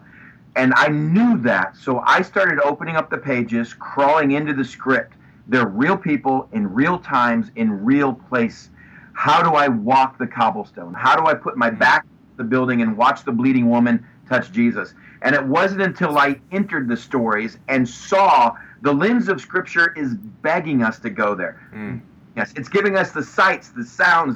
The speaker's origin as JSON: {"language": "English", "region": "West Texas", "country": "United States", "tie": "born or raised there", "also_born_or_lived": "Pomona", "moved": "yes", "said": "growing up in West Texas"}